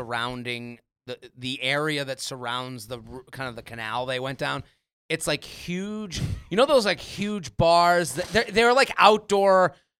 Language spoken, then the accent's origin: English; Boston, Massachusetts, United States; I'm from New England. I'm from Boston.